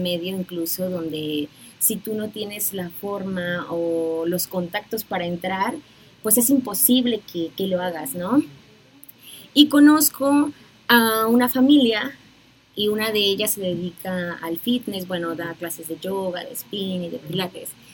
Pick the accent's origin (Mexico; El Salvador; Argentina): Mexico; Puerto Escondido, Oaxaca; moved away as an adult; now in Mexico City, Mexico; soy originaria de Puerto Escondido, de la costa de Oaxaca